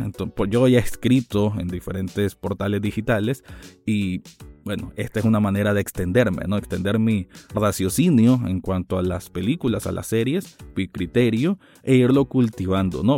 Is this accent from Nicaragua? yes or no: yes; Nicaragua; mi país natal, que es Nicaragua